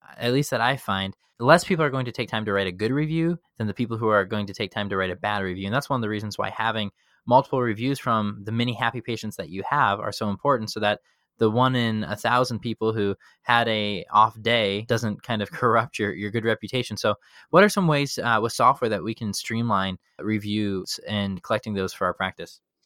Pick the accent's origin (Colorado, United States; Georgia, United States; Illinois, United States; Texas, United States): Illinois, United States; Chicago; in middle school growing up in Chicago